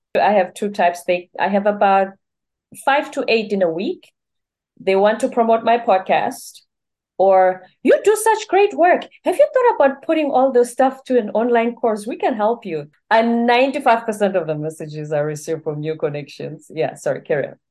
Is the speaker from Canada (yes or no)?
no; South Africa; now in United States; I'm in the U S, I'm from South Africa